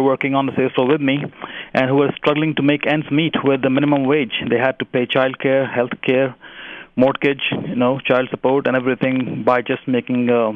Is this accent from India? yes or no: yes; India; moved away as an adult; also born or lived in Virginia; now in United States; I married a woman from Pennsylvania in my hometown in India